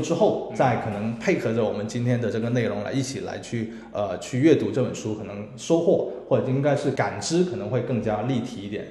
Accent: Guangzhou, Guangdong, China; 作为一个广州人来说的话

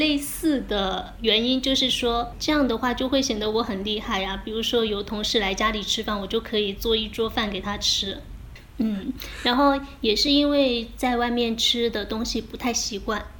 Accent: Fuzhou, Fujian, China; 他的室友是也是我们福州人，但是呢，他们家是开餐馆的，所以他很会做菜。

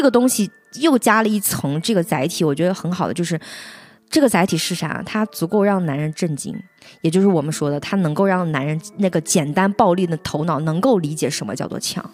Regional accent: Henan, China; 我也是河南人

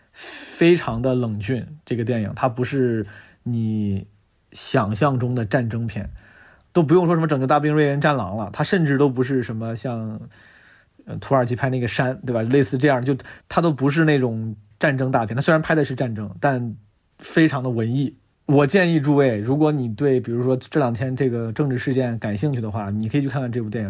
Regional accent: Zhengzhou, Henan, China; now in Beijing, China; 作为一个土生土长的河南郑州人

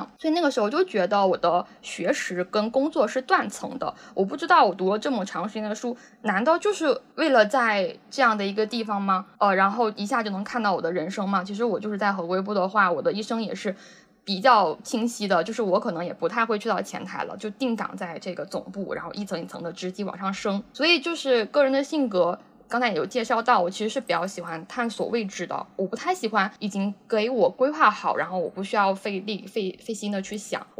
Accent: Henan, China; now in Shenzhen, China; 哦，我是河南的。

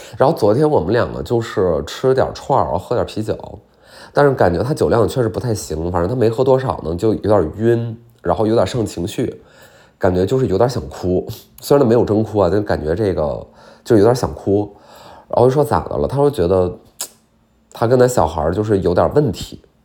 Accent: Heilongjiang, China; 我们就是黑龙江人

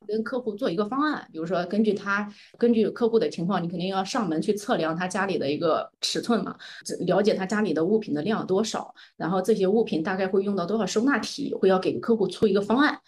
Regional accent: Anhui, China; moved away as an adult; now in Shanghai, China; 在我上大学之前呢，我其实一直是在安徽生活和长大的

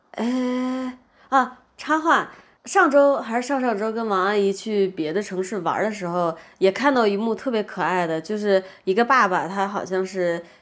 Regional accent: Beijing, China; moved away; 我们学校旁边刚好有一个教堂哎。是北京很有名的一个天主教堂

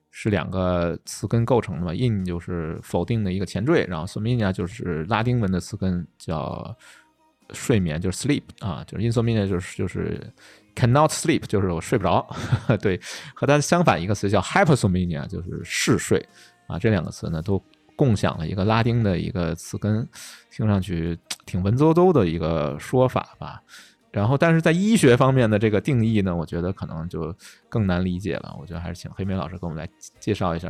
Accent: China; 我们中国人

